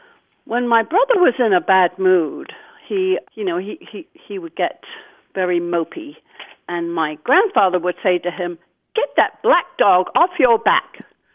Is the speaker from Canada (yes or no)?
no; England, United Kingdom; now in Virginia Beach, United States; Well, I had a question. I grew up in England, and every summer we would go to Devon to visit my grandparents